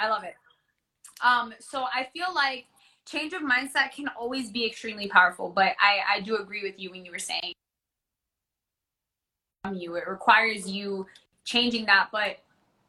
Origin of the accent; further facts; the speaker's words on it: Orlando, Florida, United States; I grew up in Orlando. I went to elementary, middle, high school in Orlando